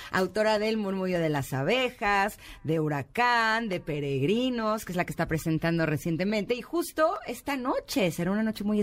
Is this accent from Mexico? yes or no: yes; Monterrey, Nuevo León, Mexico; yo creo que es porque soy de Monterrey.